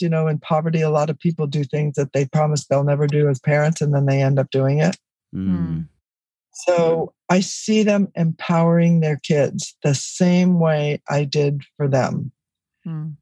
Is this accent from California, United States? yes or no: yes; Los Angeles, California, United States; It was four people living in a one bedroom apartment that's what I grew up in in East Los Angeles